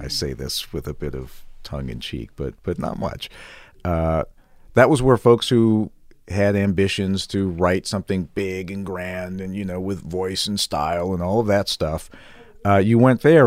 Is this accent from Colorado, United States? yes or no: no; outside of Chicago, Illinois, United States; moved away as an adult; also born or lived in Missouri / Houston / Denver / Kansas City; now in Las Vegas, United States; I grew up outside of Chicago